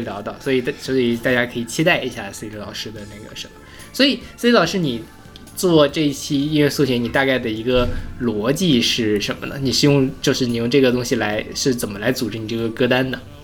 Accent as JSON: {"language": "Chinese", "region": "Inner Mongolia", "country": "China", "said": "因为敖包相会是我们内蒙的歌"}